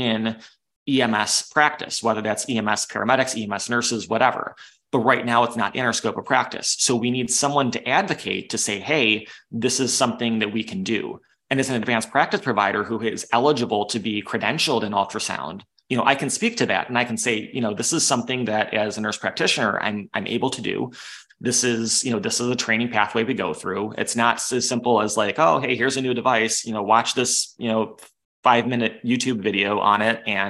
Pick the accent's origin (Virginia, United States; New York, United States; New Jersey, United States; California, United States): New York, United States; Western; I grew up in Western New York